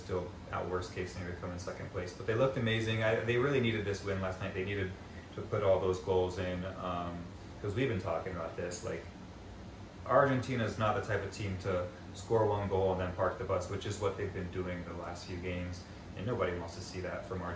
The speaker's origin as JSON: {"language": "English", "town": "Los Angeles", "region": "California", "country": "United States", "tie": "born or raised there", "also_born_or_lived": "Boca, Buenos Aires (family)", "moved": "yes", "lives_now": "New York, United States", "said": "growing up in Los Angeles, living in New York."}